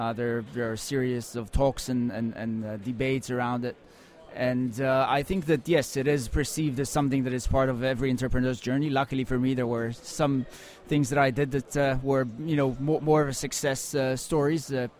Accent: Tel Aviv, Tel Aviv District, Israel; I grew up in Tel Aviv in Israel, and this is where I spent, my first just under 30 years of life.

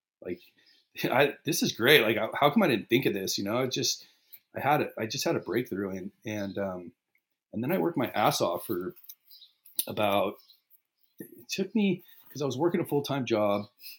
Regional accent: Riverside, California, United States; born there; I was born in Riverside, California.

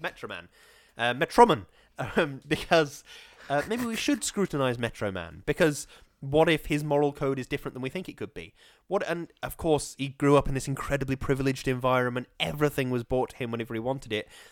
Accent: Stoke-on-Trent, West Midlands, United Kingdom; I was born in Stoke.

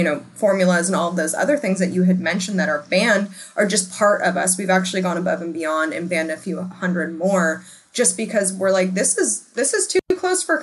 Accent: United States; as an American

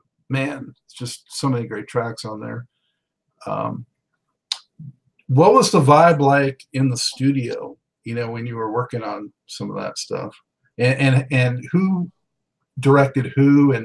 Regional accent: West Coast, United States; I grew up on the West Coast and just recently on the East Coast

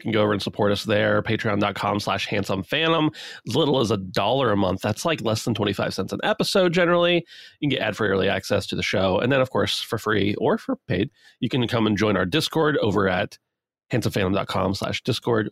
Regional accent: United States; I'm from America

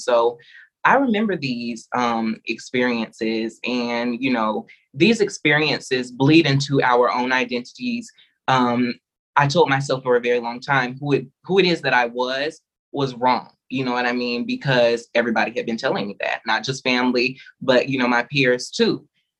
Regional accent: the South, United States; When you are a Black child raised, for me particularly, I was raised in the South. My grandmother was a pastor.

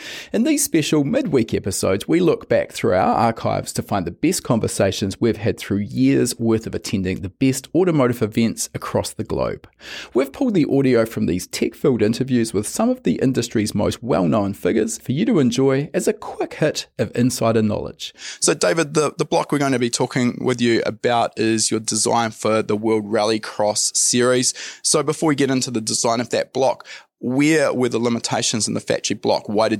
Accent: New Zealand; I'm from New Zealand.

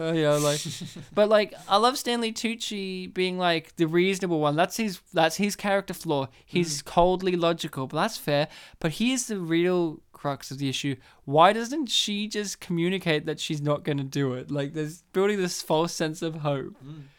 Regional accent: New South Wales, Australia; now in Victoria, Australia; I am from New South Wales.

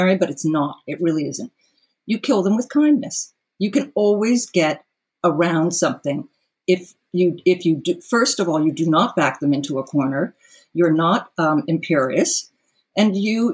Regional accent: New York City, New York, United States; also born or lived in Colorado; I grew up in New York and that I grew up in a family in New York City

